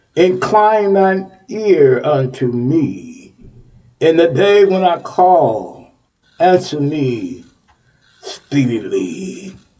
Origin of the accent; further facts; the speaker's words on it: Texas, United States; moved away; I'm from Texas